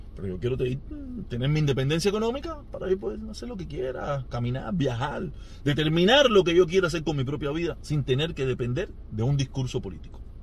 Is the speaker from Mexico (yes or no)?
no; Cuba; país donde yo nací